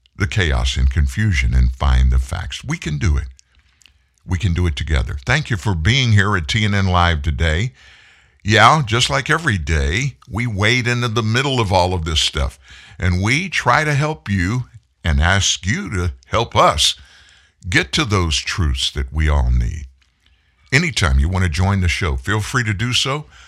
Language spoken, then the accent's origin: English; Houston, Texas, United States; Harris County, Texas, my hometown, that's Houston.